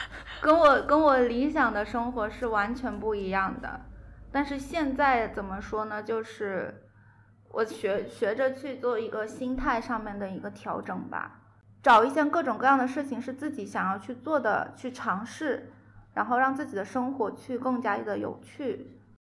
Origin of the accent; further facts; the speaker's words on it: Guangzhou, Guangdong, China; moved away as an adult; now in Zhejiang, China; 我其实广州人嘛，然后一直是在广州找到了一份挺满意的一个工作